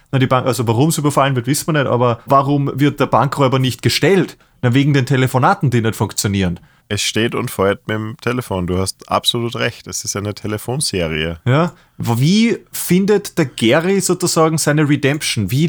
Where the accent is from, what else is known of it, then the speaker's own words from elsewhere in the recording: Austria; Wir sind echte Braunschlager, wir sind Österreicher.